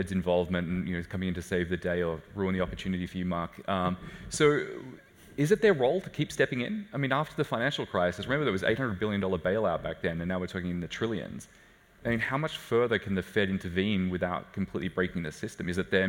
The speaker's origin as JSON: {"language": "English", "country": "Australia", "moved": "yes", "said": "I'm an Australian. You know, where my family's been locked down for 250 days"}